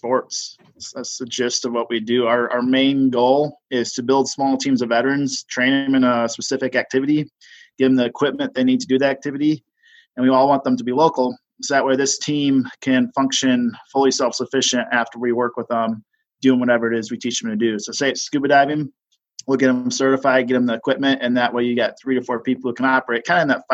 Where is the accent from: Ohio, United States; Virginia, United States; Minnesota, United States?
Minnesota, United States; also born or lived in Nashville, Tennessee; now in Salt Lake City, United States; I grew up in Minnesota. It was flat